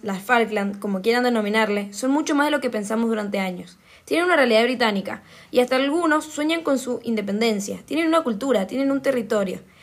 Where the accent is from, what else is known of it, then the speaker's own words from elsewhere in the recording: Argentina; como argentinos acerca de la imagen que tenemos de Malvinas